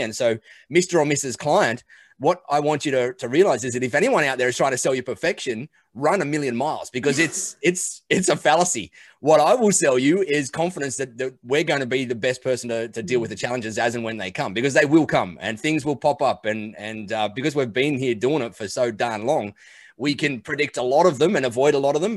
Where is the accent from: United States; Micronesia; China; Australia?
Australia; I'm an Aussie. I live out here in Australia on the beach